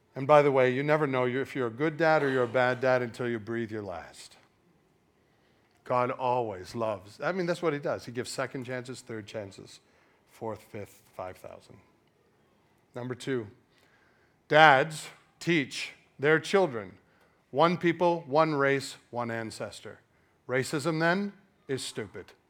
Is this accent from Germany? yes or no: no; Canada; now in United States; I was born in Canada